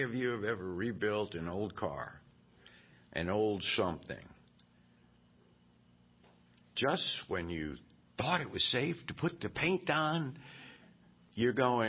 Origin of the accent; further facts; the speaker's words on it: Virginia, United States; I grew up in Virginia, and I came to faith at a revival